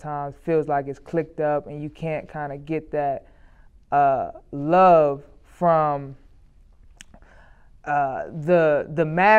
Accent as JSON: {"language": "English", "region": "Ohio", "country": "United States", "tie": "born there", "said": "I never say I'm from Cleveland because I wasn't born here. {S1} Mm-hmm. {S0} I was born, outside of the city"}